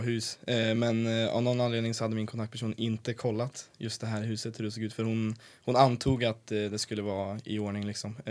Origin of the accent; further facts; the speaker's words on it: Sweden; also born or lived in Canada; Jag var den enda från Sverige i år.